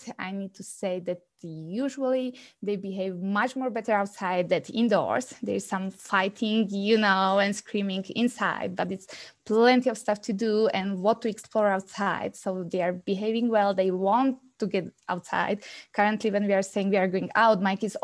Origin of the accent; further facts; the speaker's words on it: Slovakia; moved away as an adult; now in Calgary, Canada; I'm coming from Slovakia, as was already mentioned, and we moved to Calgary 3 years ago.